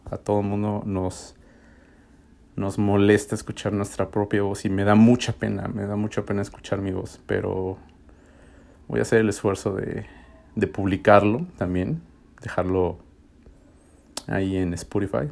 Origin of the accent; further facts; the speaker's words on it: Mexico City, Mexico; moved away as an adult; also born or lived in Austin, Texas; now in Nashville, United States; yo soy de México D F